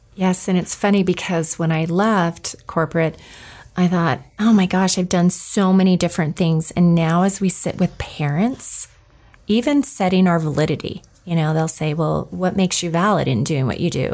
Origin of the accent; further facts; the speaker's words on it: New Mexico, United States; I grew up in New Mexico